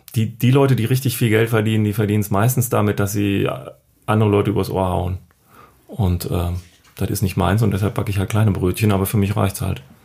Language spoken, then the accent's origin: German; Düsseldorf, North Rhine-Westphalia, Germany; ich komme aus Düsseldorf